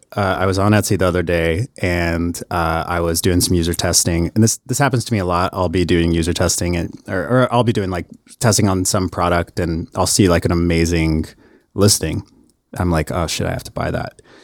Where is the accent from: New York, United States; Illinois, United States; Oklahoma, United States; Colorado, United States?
Oklahoma, United States; Harrah; moved away; I'm actually from a, a tiny ass town called Hera, Oklahoma